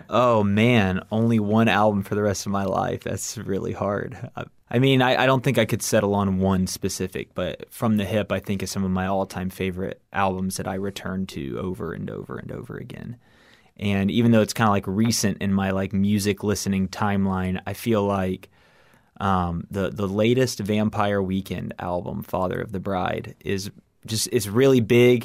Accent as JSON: {"language": "English", "town": "Miami", "region": "Florida", "country": "United States", "tie": "born or raised there", "said": "I was born and raised in Miami, Florida"}